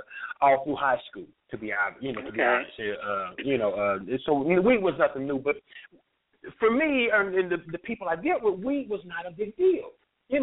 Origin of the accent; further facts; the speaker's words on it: Kansas City, Kansas, United States; Oh, growing up for me, I had a great life. You know, it's really crazy how my life took a turn, but I had a great life. I mean, I was raised by my mother and two grandmothers.